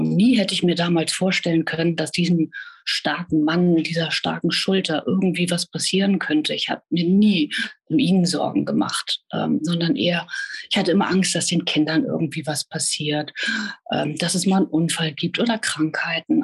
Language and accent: German; Hanover, Lower Saxony, Germany; bin geboren in Hannover und äh, ja, lebe in Niedersachsen an der, an der schönen Küste.